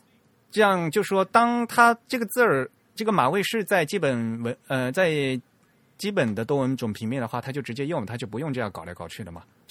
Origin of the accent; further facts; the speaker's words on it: China; 那对我们中国人来讲是比较浪费。